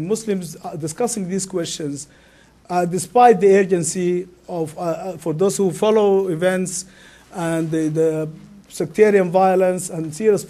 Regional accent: Sudan; English is a second language; moved away; I am from Sudan

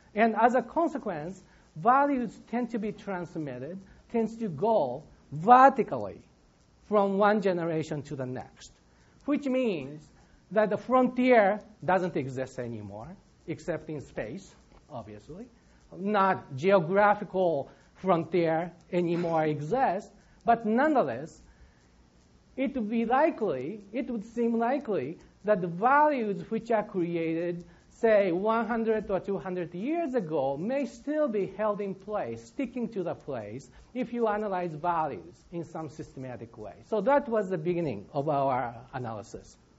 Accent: Japan; now in Michigan, United States; I'm from Japan.

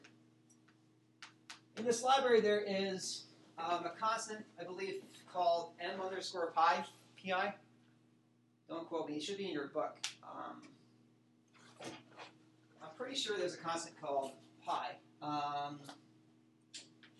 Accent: New Jersey, United States; now in Ohio, United States; I'm from New Jersey

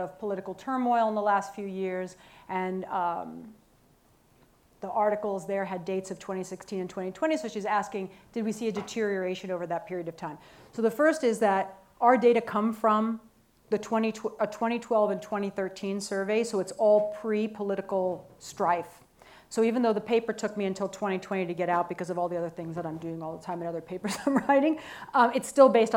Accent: United States

